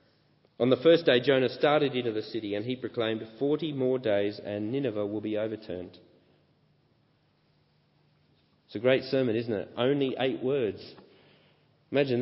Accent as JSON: {"language": "English", "country": "Australia", "tie": "born or raised there", "said": "growing up in Australian beaches"}